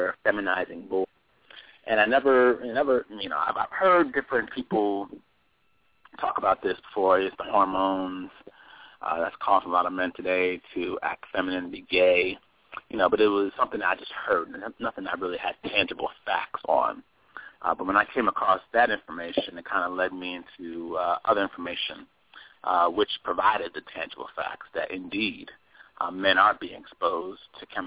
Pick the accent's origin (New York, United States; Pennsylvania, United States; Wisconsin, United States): Pennsylvania, United States; Philadelphia; now in Atlanta, United States; I'm originally from Philadelphia.